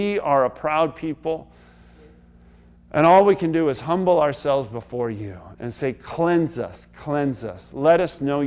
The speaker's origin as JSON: {"language": "English", "country": "United States", "said": "We, as American people"}